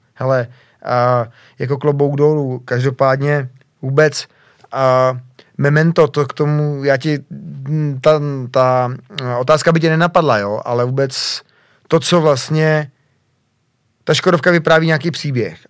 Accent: Czechia; jsem hrdý Čech

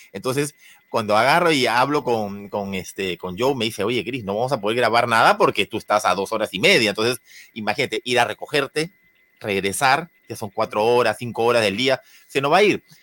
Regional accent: Peru; yo soy peruano

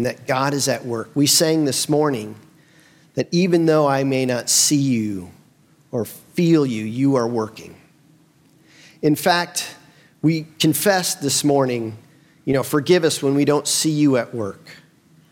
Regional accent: Bloomington, United States; moved away as an adult; also born or lived in Nashville, Tennessee; I grew up here

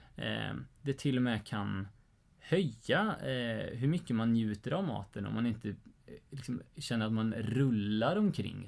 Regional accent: Sweden; vi egentligen som svenskar

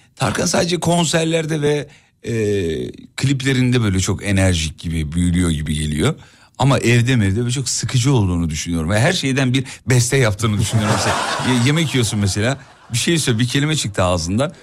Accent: İzmit, Kocaeli, Turkey; moved away; İzmit'e Kocaeli memleketime

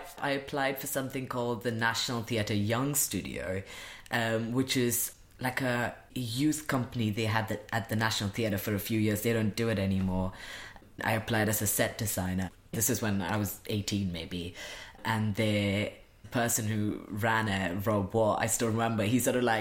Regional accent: India; moved away; I grew up in India

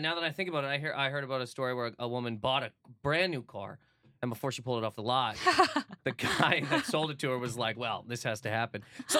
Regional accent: Halifax, Nova Scotia, Canada; also born or lived in Toronto, Canada; now in New York, United States; That's where I'm from, yes.

